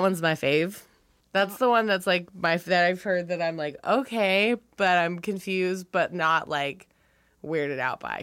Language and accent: English; Wilmington, North Carolina, United States; moved away; I'm from Wilmington, North Carolina